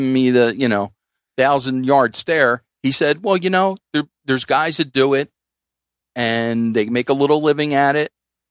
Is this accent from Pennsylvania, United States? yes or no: yes; Philadelphia, Pennsylvania, United States; I'm from Philly.